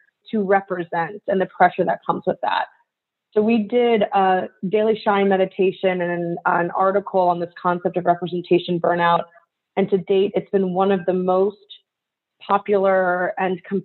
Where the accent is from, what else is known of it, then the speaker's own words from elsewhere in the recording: United States; I'm Japanese American. I'm very Asian presenting in terms of how I look. But culturally, you know, I'm fourth generation